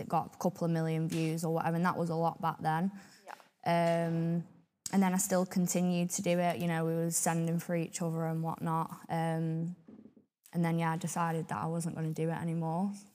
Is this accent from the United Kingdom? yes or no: yes; Blackpool, North West England, United Kingdom; I definitely think Blackpool itself has definitely shaped me who I am today